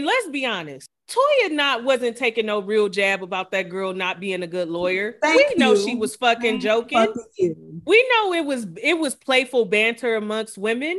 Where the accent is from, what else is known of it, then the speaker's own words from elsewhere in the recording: Ghana; Well, I'm Ghanaian, so you don't do that to me.